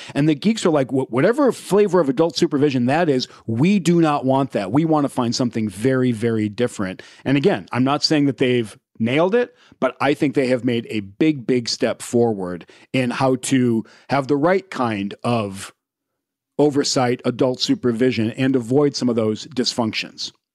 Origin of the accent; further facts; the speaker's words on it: Indiana, United States; I grew up in the middle of the country in Indiana